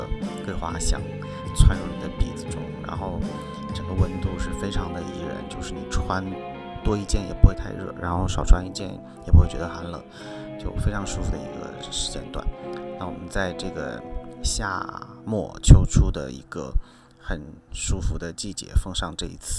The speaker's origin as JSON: {"language": "Chinese", "region": "Northeast China", "country": "China", "tie": "born or raised there", "moved": "yes", "lives_now": "Shanghai, China", "said": "当然了，我的老家东北真的。"}